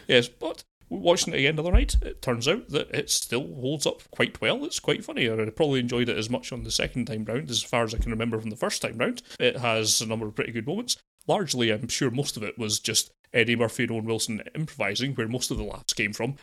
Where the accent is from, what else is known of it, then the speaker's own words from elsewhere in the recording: United Kingdom; being British